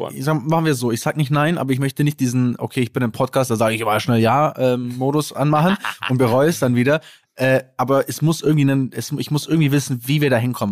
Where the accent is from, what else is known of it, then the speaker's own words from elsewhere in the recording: Kempten, Bavaria, Germany; bei uns in Kempten gibt's 5 Kilometer